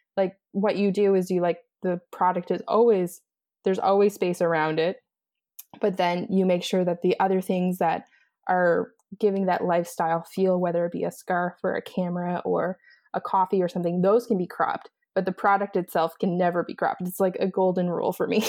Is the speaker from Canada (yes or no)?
yes; East Coast, Atlantic Canada, Canada; moved away as an adult; also born or lived in Los Angeles, United States; now in Montreal, Canada; so I'm originally from East Coast, Canada, and I'm currently living in Montreal.